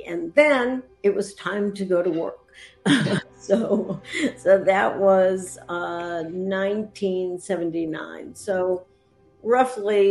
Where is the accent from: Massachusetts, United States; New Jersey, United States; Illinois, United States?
Massachusetts, United States; Boston; moved away as an adult; also born or lived in Vermont / Atlanta; now in Asheville, United States; I was brought up, born and raised in the Boston area, Boston suburbs